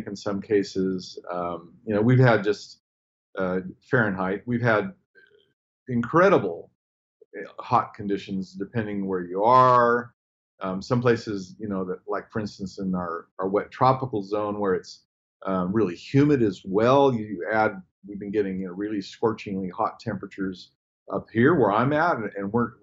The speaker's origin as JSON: {"language": "English", "region": "Oregon", "country": "United States", "also_born_or_lived": "Latin America", "moved": "as an adult", "lives_now": "Cairns, Australia", "said": "I'm from Oregon"}